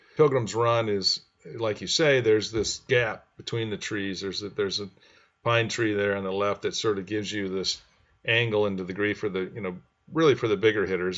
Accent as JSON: {"language": "English", "town": "Grand Rapids", "region": "Michigan", "country": "United States", "tie": "born or raised there", "said": "I grew up in Grand Rapids, and this is kind of on the west side. I was on the east side of Grand Rapids"}